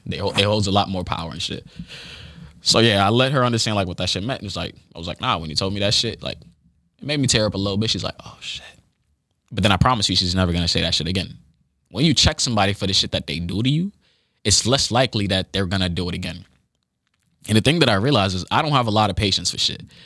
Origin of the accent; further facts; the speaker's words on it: United States; when you are a kid growing up in the United States